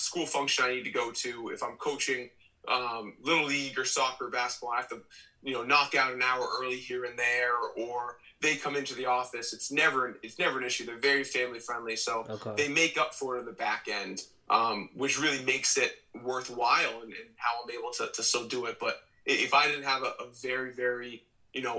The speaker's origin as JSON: {"language": "English", "region": "Maine", "country": "United States", "said": "I'm from Maine. I'm established here"}